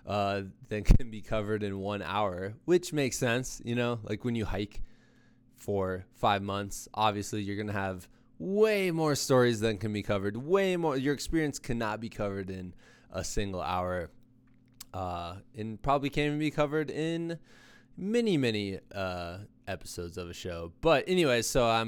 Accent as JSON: {"language": "English", "country": "United States", "said": "as an American"}